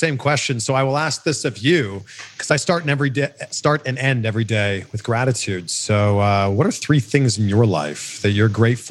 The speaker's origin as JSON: {"language": "English", "country": "Canada", "also_born_or_lived": "Miami", "said": "Born in Greece. Came over to Canada when she was like 4. So I'm Canadian."}